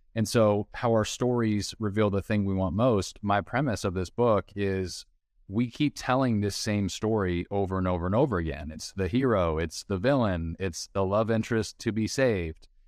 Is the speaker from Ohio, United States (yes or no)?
no; Southern California, United States; moved away as an adult; now in Nashville, United States; I grew up in Southern California, went to the University of Southern California, U S C, which was my dream school